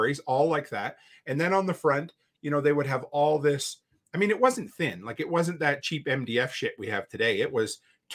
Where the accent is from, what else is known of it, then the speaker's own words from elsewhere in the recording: Nova Scotia, Canada; moved away as an adult; where I grew up on the East Coast, Nova Scotia